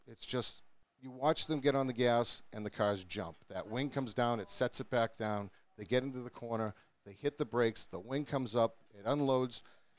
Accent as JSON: {"language": "English", "town": "Groton", "region": "Massachusetts", "country": "United States", "tie": "born or raised there", "moved": "yes", "lives_now": "New Ipswich, United States", "said": "I grew up in Groton, Mass. Right now I currently live in New Ipswich, New Hampshire, which I'm actually closer to here at Monadnock than I am there."}